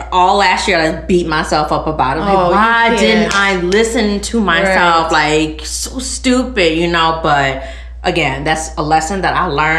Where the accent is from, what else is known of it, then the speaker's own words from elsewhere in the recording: Maywood, Illinois, United States; So, I grew up in Maywood. I lived in Maywood all my life. So, that's near, like, Bellwood, Hillside, Merrill's Park area.